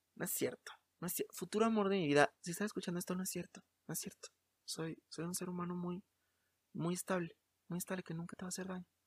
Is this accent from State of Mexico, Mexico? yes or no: no; Mexico City, Mexico; soy de la Ciudad de México